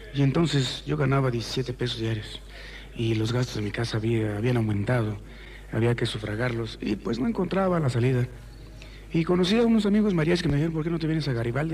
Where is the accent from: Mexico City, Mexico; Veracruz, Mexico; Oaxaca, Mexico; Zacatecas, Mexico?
Mexico City, Mexico; Tacubaya; also born or lived in Nogales, Sonora; haberme criado en Tacubaya